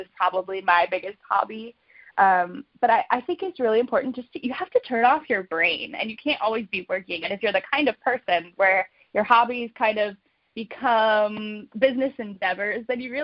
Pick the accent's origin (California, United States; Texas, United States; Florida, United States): California, United States; Palm Springs; moved away as an adult; also born or lived in Chicago, Illinois; now in Phoenix, United States; I'm born and raised in Palm Springs, California